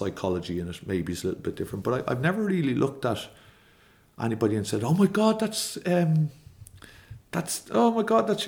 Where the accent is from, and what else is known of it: Ireland